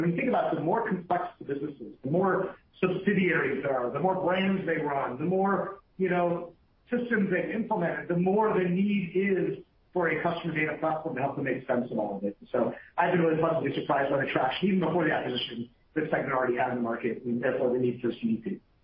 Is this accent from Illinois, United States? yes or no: no; Detroit, Michigan, United States; I'm from Detroit